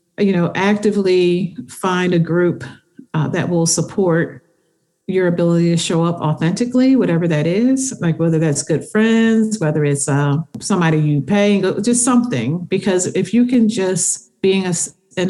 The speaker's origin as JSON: {"language": "English", "town": "Philadelphia", "region": "Pennsylvania", "country": "United States", "said": "I'm from Philly"}